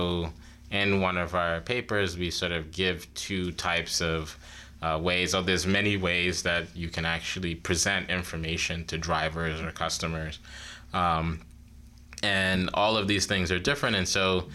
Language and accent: English; New York City, New York, United States; moved away as an adult; now in Ithaca, United States; I'm originally from New York City, so it was great to have an opportunity to come back home.